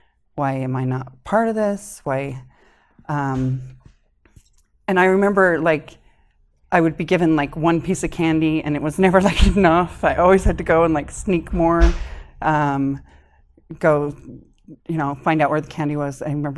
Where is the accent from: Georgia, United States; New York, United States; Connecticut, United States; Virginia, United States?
Connecticut, United States; born there; Okay, so I grew up, I was actually born in Connecticut.